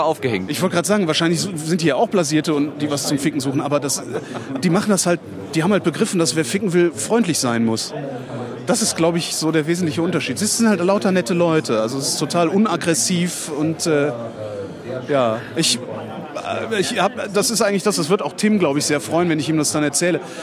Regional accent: Cologne, North Rhine-Westphalia, Germany; moved away; in meine Heimat nach, nach, nach Köln

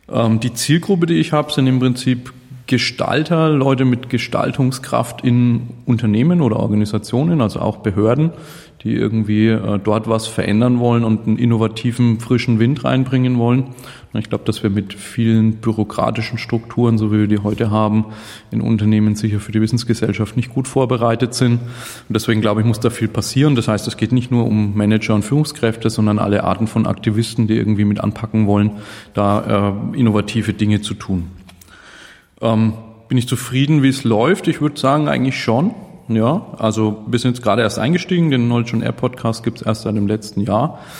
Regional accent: Nuremberg, Bavaria, Germany; Äh, ich komme aus Nürnberg, im schönen Frankenland.

